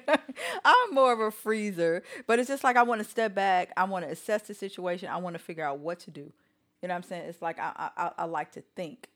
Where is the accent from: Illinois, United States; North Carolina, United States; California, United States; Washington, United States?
Illinois, United States; Chicago; I grew up on the South Side of Chicago